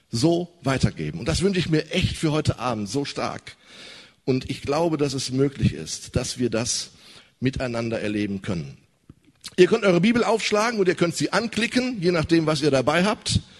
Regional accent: North Rhine-Westphalia, Germany; Wow, ich komme aus dem Ruhrgebiet.

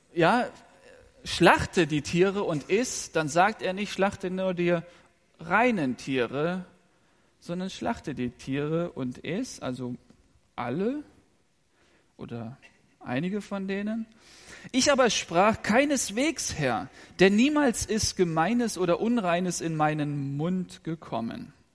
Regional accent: Rhineland, Germany; Ich bin im Rheinland aufgewachsen

